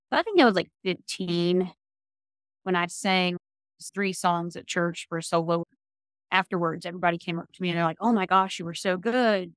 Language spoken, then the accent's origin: English; Virginia, United States; moved away as an adult; now in Tennessee, United States; I'm from Virginia originally, and we came down to Tennessee